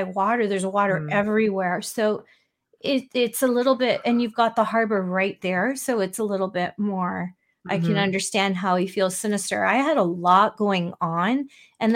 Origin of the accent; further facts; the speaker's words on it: Canada; I'm Canadian